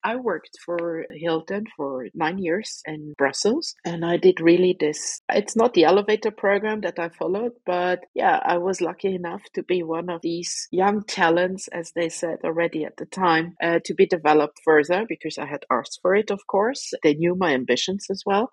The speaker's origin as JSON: {"language": "English", "country": "Luxembourg", "tie": "born or raised there", "also_born_or_lived": "Belgium", "moved": "as an adult", "said": "I'm a Luxembourg citizen born in Luxembourg, having been abroad for 20 years almost. I finished my studies here in Luxembourg"}